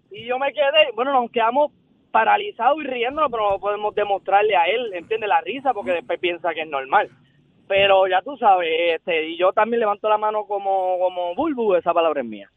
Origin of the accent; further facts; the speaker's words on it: Puerto Rico; also born or lived in Dominican Republic; now in United States; Yo soy así dominicana y criada en Puerto Rico